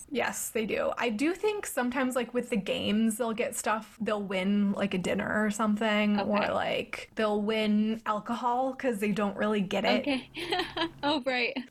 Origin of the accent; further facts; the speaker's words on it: East of England, United Kingdom; I'm from Essex. I feel like it had to run so Love Island could fly.